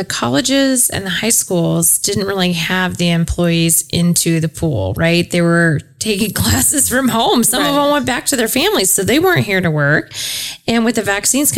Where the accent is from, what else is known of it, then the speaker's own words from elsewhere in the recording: Ankeny, Iowa, United States; I grew up in Ankeny, but we never really had a town center